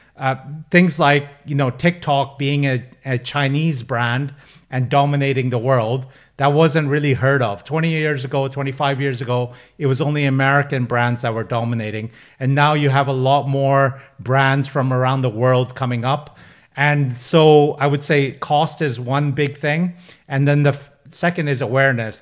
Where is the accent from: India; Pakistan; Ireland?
Pakistan; now in United Kingdom; I'm a British Pakistani. I'm a first generation immigrant to the U K.